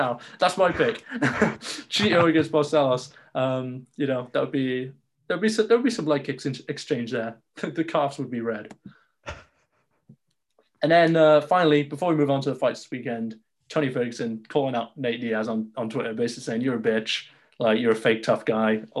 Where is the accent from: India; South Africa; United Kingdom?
United Kingdom; I'm a Brit